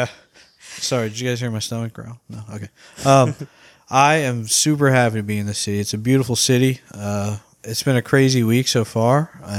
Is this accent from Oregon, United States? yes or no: no; Port St. Lucie, Florida, United States; moved away as an adult; now in New York City, United States; we're from Florida, small town in Florida called Port St. Lucie.